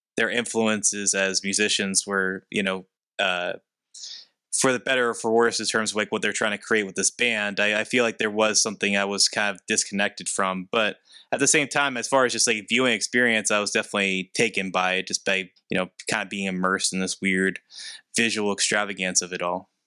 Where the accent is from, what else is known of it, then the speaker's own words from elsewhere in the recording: hometown where Andy Warhol is buried, Pennsylvania, United States; he's buried in my hometown.